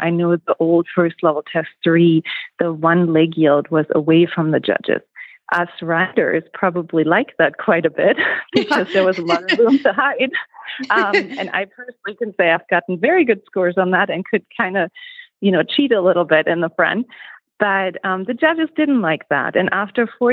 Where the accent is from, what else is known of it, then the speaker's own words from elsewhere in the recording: Germany; moved away as an adult; now in Eagle, United States; I'm originally from Germany and immigrated to the United States in 2008